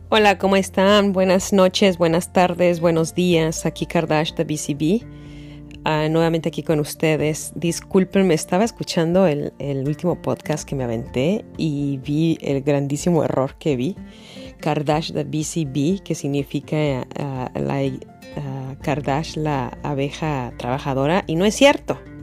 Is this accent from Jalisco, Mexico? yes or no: no; Mexico City, Mexico; moved away as an adult; now in United States; Yo soy de la Ciudad de México y así nos hablábamos